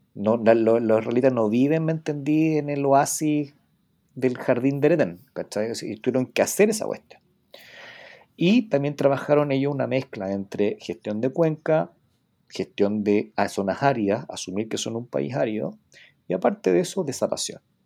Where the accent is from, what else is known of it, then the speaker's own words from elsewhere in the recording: Iquique, Tarapacá, Chile; yo soy de Iquique